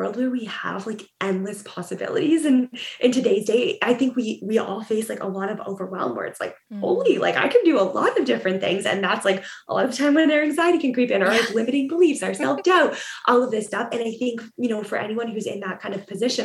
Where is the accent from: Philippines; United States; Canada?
Canada; Ontario; moved away as an adult; now in Vancouver, Canada; I grew up in Ontario